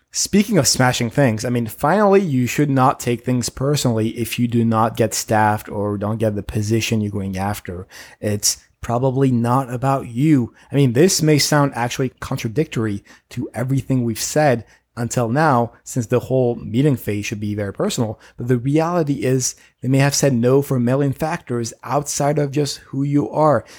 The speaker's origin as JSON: {"language": "English", "town": "Paris", "region": "Île-de-France", "country": "France", "moved": "yes", "lives_now": "United States", "said": "I'm an immigrant from Paris who won his green card at the lottery and then became a citizen recently"}